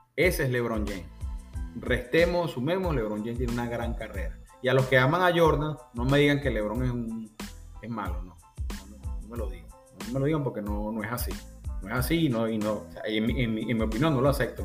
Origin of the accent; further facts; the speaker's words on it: Venezuela; en mi país